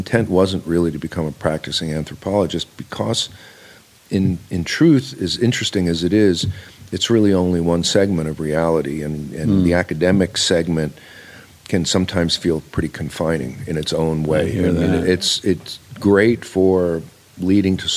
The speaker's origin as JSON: {"language": "English", "area": "Long Island", "region": "New York", "country": "United States", "tie": "born or raised there", "also_born_or_lived": "Bloomington, Indiana / Atlanta, Georgia", "moved": "as an adult", "said": "I grew up on Long Island"}